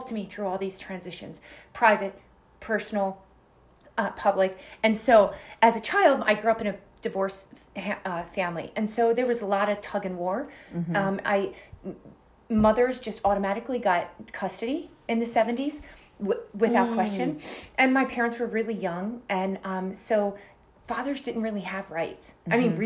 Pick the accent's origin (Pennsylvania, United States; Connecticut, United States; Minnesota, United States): Pennsylvania, United States; Philadelphia; I grew up in Philadelphia.